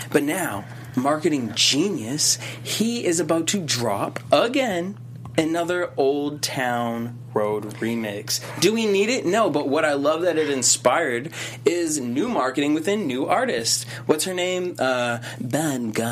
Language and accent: English; Boston, Massachusetts, United States; I'm from Boston. … that's just what I do.